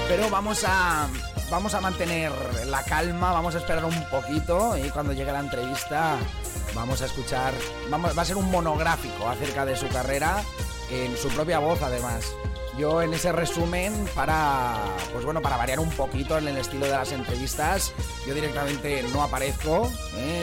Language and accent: Spanish; Vinalopó, Valencian Community, Spain; now in Scotland, United Kingdom; tiene que ser uva del Vinalopó, ¿eh? de ahí de mi tierra